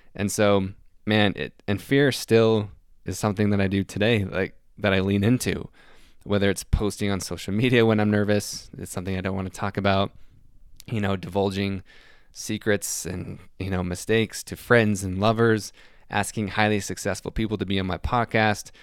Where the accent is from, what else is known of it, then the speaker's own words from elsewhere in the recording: Salt Lake City, Utah, United States; I'm from Salt Lake City, Utah